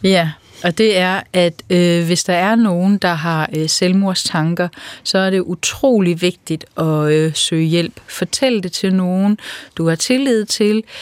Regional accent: Funen, Southern Denmark, Denmark; moved away as an adult; Jeg er øh, født og opvokset på landet på Fyn, og øh, der har jeg boet i 20 år

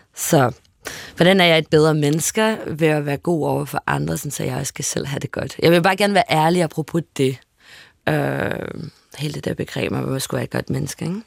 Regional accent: Paris, Île-de-France, France; moved away; jeg voksede op i Boheme Teater, et øh, arbejde mangfoldigt kvarter

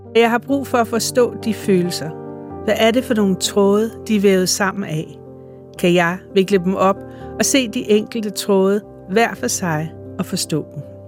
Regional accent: Værløse, Capital Region of Denmark, Denmark; born or raised there; moved away as an adult; also born or lived in Copenhagen

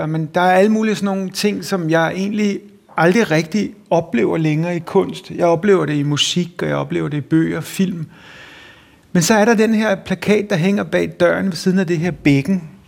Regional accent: Copenhagen, Capital Region of Denmark, Denmark; born or raised there

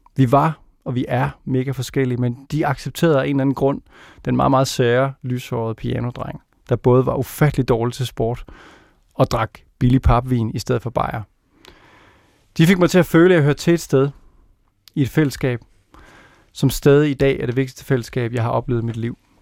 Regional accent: Randers, Central Denmark Region, Denmark; Jeg voksede op i Randers

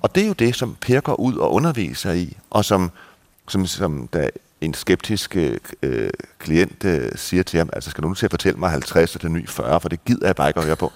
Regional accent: Denmark; now in Malta

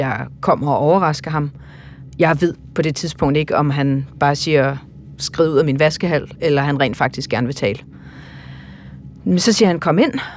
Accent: Denmark; jeg er en person fra Danmark

